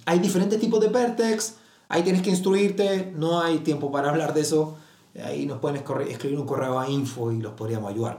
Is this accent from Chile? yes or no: yes; Magallanes and Chilean Antarctica, Chile; Soy de Magallanes